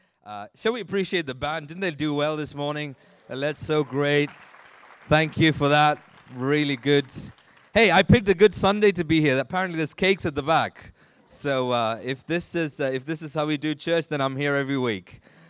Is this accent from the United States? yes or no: no; Nigeria; born there; So I was born in Nigeria. My parents were both working there at the time